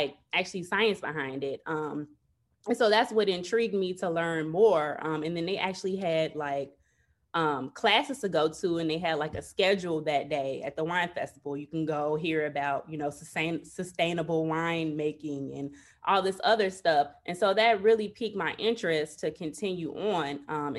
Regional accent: Chicago, Illinois, United States; So pretty much, okay, I'm from Chicago, born and raised.

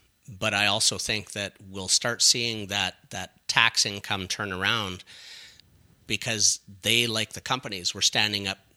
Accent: Scotland, United Kingdom; now in Canada; and again, being Scottish um, and pretty tight with money, it's still interesting to me that we have so many uh, small communities in Ontario that are saying no to retail

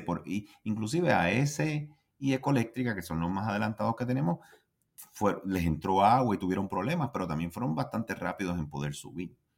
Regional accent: Puerto Rico

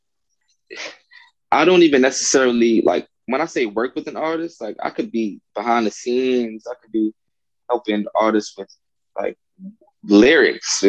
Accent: New York, United States; I'm an MC, I'm an artist from New York

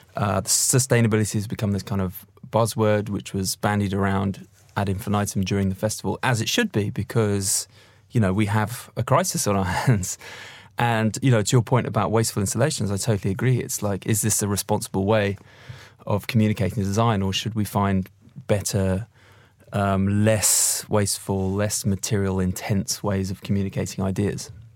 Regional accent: London, United Kingdom; I'm a Londoner

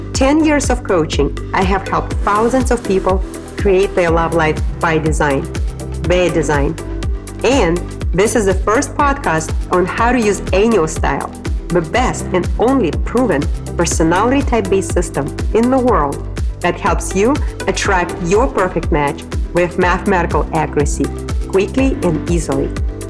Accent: Moscow, Russia; also born or lived in Boise, United States / Washington, D.C., United States; now in New York City, United States; I moved from Moscow, Russia to Boise, Idaho to Washington, D.C. and ultimately to my dream destination where I instantly felt home, New York City

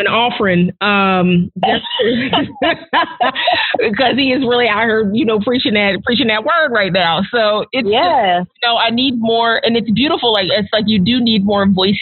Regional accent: New Jersey, United States; now in Nashville, United States; I grew up in South Jersey outside of Philadelphia

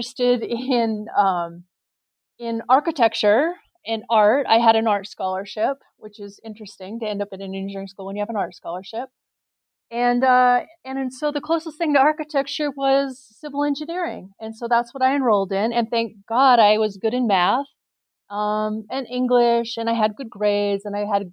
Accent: Rapid City, South Dakota, United States; now in Nevada, United States; I was born and raised in Rapid City, South Dakota

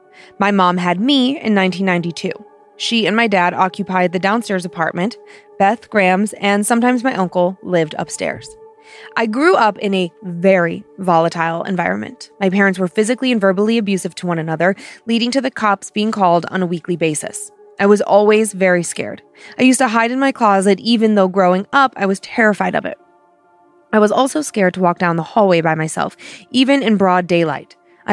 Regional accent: New York City, New York, United States; I grew up in Queens, New York, in a two-family home that my grams owned.

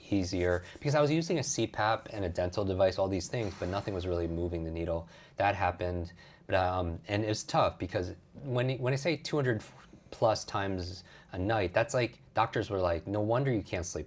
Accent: Westchester, New York, United States; I grew up outside New York City yeah. in, in Westchester, New York

